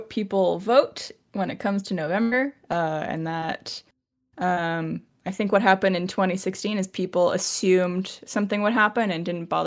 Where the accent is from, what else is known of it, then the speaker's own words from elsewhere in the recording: Canada; I'm Canadian.